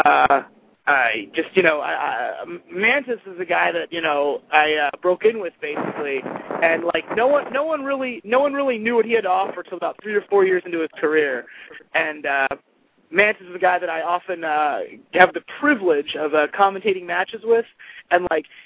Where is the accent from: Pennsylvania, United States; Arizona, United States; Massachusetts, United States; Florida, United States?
Pennsylvania, United States; Hershey; I grew up in right outside of Hershey, Pennsylvania